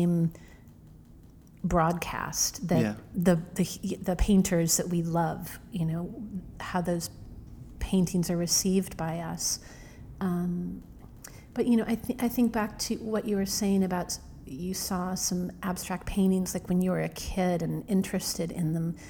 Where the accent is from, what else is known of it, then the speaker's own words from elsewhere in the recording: middle of Illinois, United States; now in New York, United States; I grew up in the middle of Illinois